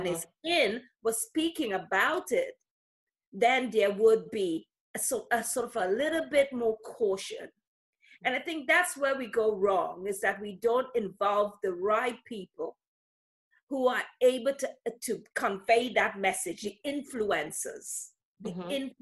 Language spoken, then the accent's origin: English; London, United Kingdom; I'm from London, UK.